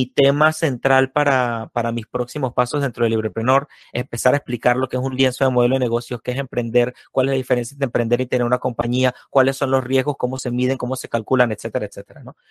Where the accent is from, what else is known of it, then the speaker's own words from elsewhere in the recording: Venezuela; me ha pasado exactamente lo mismo de Venezuela, solo que yo viví 22 años, no 22, 19 años de comunismo